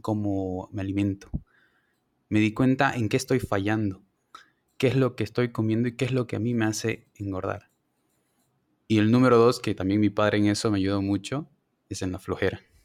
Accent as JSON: {"language": "Spanish", "town": "Santa Cruz de la Sierra", "region": "Santa Cruz", "country": "Bolivia", "moved": "as an adult", "lives_now": "Cochabamba, Bolivia", "said": "Soy de Santa Cruz, estudio en Cochabamba"}